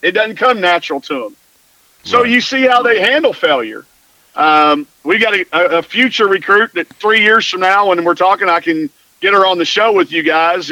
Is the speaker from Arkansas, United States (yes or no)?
yes; Greenwood, Arkansas, United States; I growing up in Greenwood, Arkansas